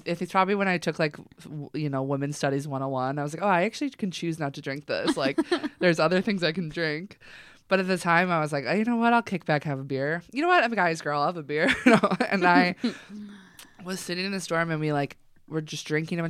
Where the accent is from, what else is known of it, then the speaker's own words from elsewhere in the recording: Chicago, Illinois, United States; I'm from Chicago.